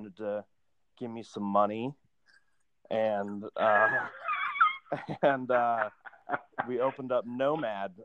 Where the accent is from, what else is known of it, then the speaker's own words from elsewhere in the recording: Boise, Idaho, United States; now in Salt Lake City, United States; I grew up in Boise, Idaho, and at 15, my mom was like, get a job